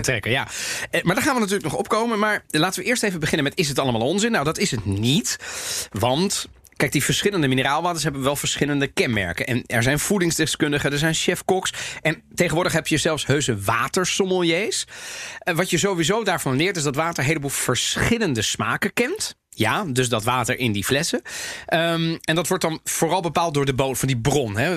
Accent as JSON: {"language": "Dutch", "town": "The Hague", "region": "South Holland", "country": "Netherlands", "tie": "born or raised there", "said": "ik ben geboren en getogen in Den Haag."}